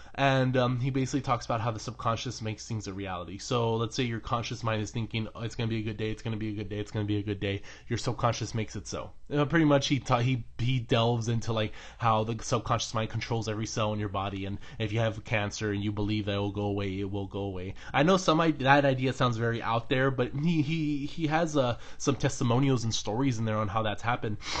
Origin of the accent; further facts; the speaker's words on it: United States; I'm an American